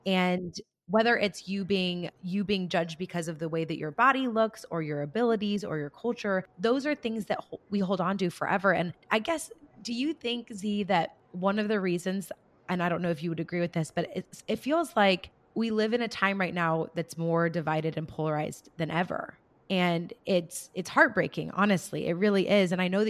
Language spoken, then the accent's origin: English; rural California, United States; where I grew up still in California, but in a very rural part of California, we have some diversity, but not a whole lot, you know, and, you know, I come from still a very predominantly white community.